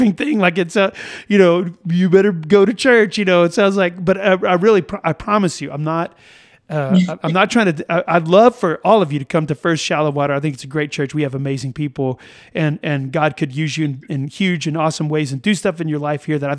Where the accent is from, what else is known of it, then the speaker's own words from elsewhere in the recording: United States; there's this rugged individualism that we have as Americans